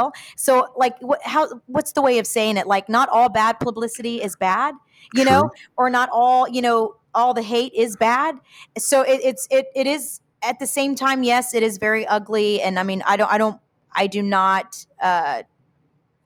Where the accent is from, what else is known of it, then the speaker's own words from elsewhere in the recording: Houston, Texas, United States; also born or lived in Piedras Negras, Mexico (ancestry); soy de mero Houston, Mexicana de corazón